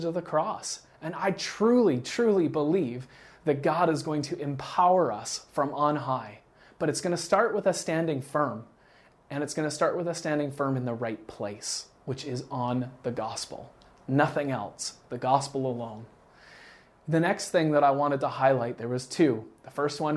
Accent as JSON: {"language": "English", "country": "Canada", "said": "I'm from Canada"}